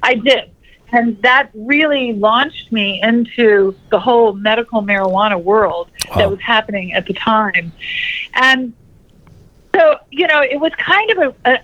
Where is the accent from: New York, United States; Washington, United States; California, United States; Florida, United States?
Florida, United States; Florida Keys, United States; I grew up in the Florida Keys, and I was on the ocean a lot